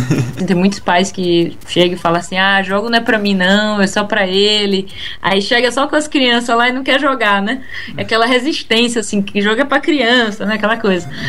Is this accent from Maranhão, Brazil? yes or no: yes; Maranhão, Brazil; moved away as an adult; now in England, United Kingdom; eu vim assim do Maranhão